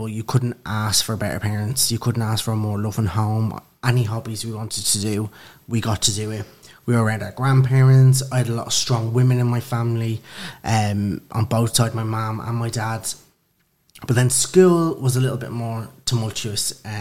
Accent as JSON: {"language": "English", "town": "Dublin", "region": "Leinster", "country": "Ireland", "moved": "as an adult", "lives_now": "London, United Kingdom", "said": "I'm originally from Dublin, Kilmainham, and Lucan."}